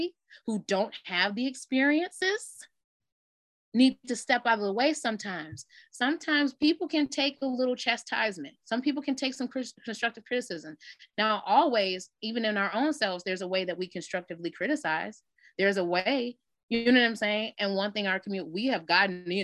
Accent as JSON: {"language": "English", "town": "Detroit", "region": "Michigan", "country": "United States", "said": "I'm from Detroit. So everybody know Detroit town"}